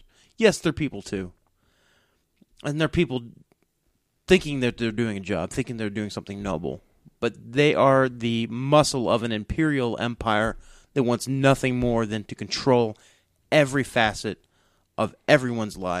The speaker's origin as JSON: {"language": "English", "country": "United States", "said": "As an American"}